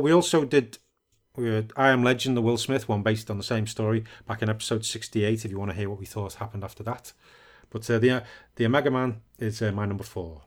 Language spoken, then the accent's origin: English; United Kingdom; I'm a, I'm a British.